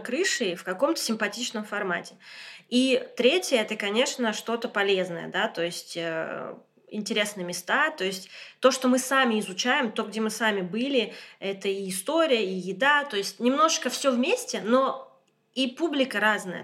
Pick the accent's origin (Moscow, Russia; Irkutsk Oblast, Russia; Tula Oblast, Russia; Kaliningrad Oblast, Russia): Moscow, Russia; moved away as an adult; now in Boulogne-Billancourt, France; я из Москвы